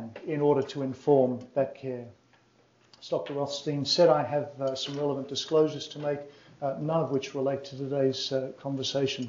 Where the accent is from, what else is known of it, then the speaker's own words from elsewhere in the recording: Australia; I come from Australia